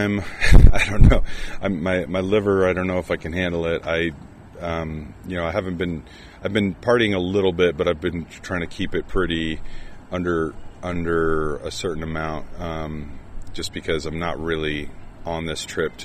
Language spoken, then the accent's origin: English; United States; an American